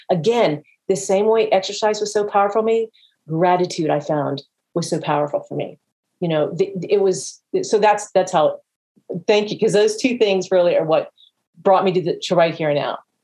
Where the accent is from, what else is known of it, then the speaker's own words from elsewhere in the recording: Jacksonville, Florida, United States; my hometown of Jacksonville